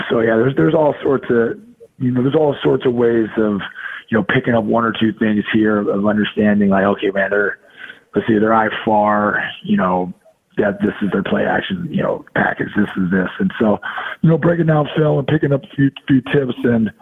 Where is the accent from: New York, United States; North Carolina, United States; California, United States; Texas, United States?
California, United States; Santa Clara; I got to end my career, you know, where I grew up playing ball in Santa Clara, you know, in the Bay Area.